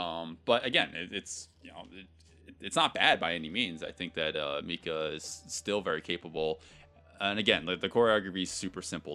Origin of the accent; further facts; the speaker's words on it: United States; being an American